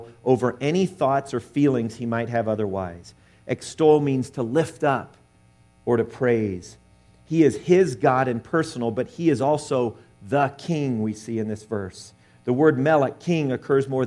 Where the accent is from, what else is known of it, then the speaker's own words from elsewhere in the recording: Southern California, United States; I grew up in Southern California